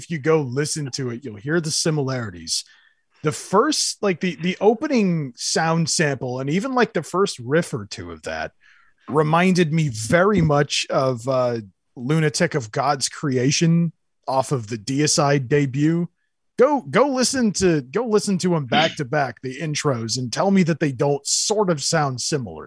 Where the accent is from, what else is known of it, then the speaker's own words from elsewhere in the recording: Central California, United States; I grew up in Central California